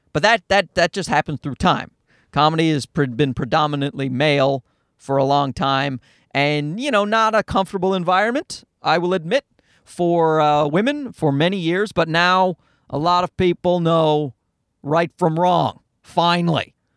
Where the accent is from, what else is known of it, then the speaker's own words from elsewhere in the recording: Newfoundland and Labrador, Canada; now in Toronto, Canada; I grew up in Newfoundland